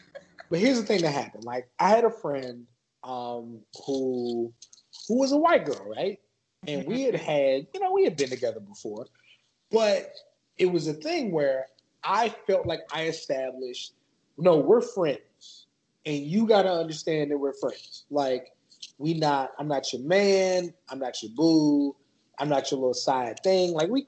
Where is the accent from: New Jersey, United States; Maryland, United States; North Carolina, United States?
Maryland, United States; born there; also born or lived in Wyoming; I was born on Andrews Air Force Base. That's where they park Air Force One. And my family was 15 minutes away out in the country.